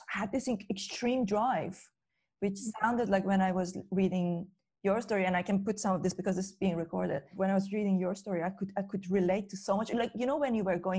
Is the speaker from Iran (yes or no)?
yes; Iran; moved away as an adult; now in United Kingdom; growing up in Iran, I came to the UK when I was 23 in 2005.